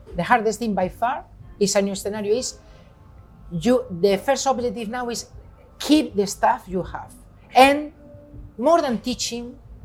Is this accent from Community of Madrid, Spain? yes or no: no; Galicia, Spain; English is a second language; moved away as an adult; now in London, United Kingdom; I was a guy from Galicia, from the northwest of Spain.